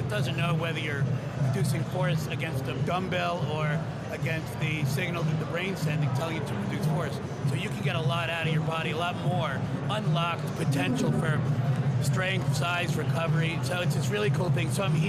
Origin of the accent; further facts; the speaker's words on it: New York, United States; I grew up in New York